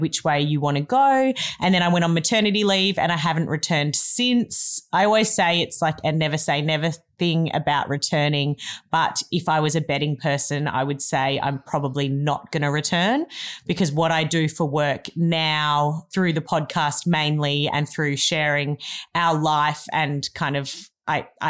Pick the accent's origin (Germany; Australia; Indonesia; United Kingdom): Australia; Melbourne, Victoria; now in Cabarita Beach, Australia; I grew up in Melbourne, but I now live in Cabarita Beach, which is in northern New South Wales